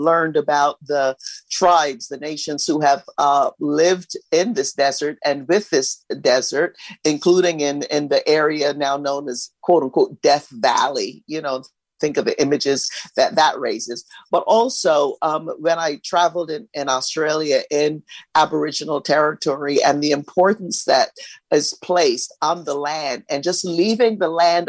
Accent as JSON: {"language": "English", "country": "Barbados", "tie": "born or raised there", "also_born_or_lived": "East Los Angeles", "moved": "yes", "said": "I grew up in Barbados in a small village."}